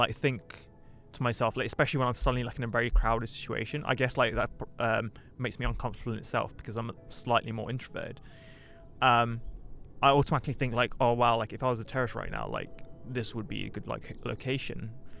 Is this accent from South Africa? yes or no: yes; South Africa; As a South African, I can say that London is vastly a bit like more safe.